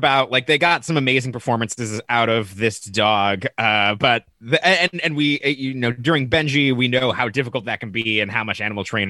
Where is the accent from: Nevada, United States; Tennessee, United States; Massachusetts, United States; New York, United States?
Nevada, United States; Las Vegas; growing up in Las Vegas, there's a ton more exotic pets.